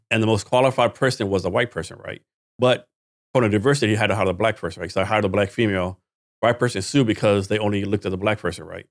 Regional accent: Texas, United States; I'm from Texas too, right? Born and raised.

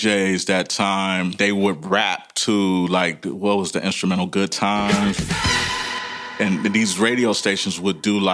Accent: Los Angeles, California, United States; also born or lived in Inglewood / Pacoima / Houston, Texas; I was born in Los Angeles, California, 1968

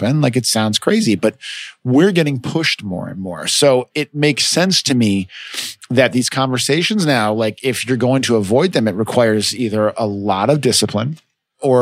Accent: United States; also born or lived in Chicago, Illinois / Los Angeles, California; I grew up in Chicago

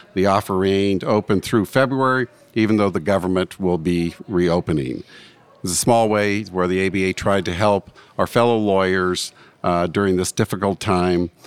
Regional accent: Butte, Montana, United States; I am from Butte, Montana

